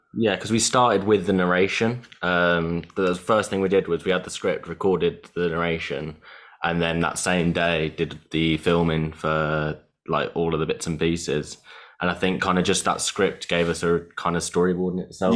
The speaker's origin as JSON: {"language": "English", "country": "Italy", "tie": "born or raised there", "moved": "yes", "lives_now": "United Kingdom", "said": "I grew up in Italy, uh, where food is almost like like the the meaning for everything"}